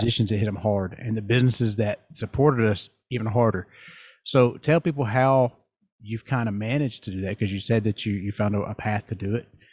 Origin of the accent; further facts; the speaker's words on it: the South, United States; I'm from the South